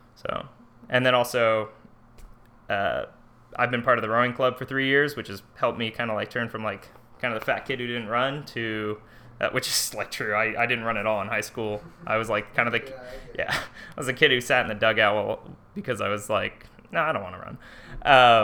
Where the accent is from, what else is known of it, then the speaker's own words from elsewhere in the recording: Livermore, California, United States; now in Chico, United States; I'm originally from, uh, Livermore, California. I lived in the same house my whole life